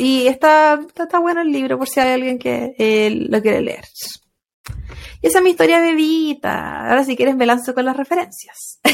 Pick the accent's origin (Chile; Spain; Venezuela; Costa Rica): Chile; también somos chilenas